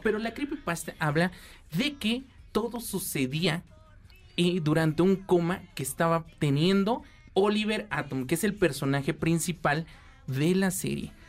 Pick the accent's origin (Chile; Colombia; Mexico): Mexico; nosotros como buenos mexicanos